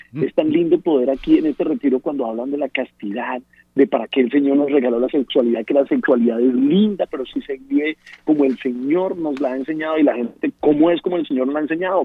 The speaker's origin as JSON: {"language": "Spanish", "country": "Colombia", "moved": "as an adult", "lives_now": "United States", "said": "yo soy colombiano, llevo apenas nueve años en los Estados Unidos"}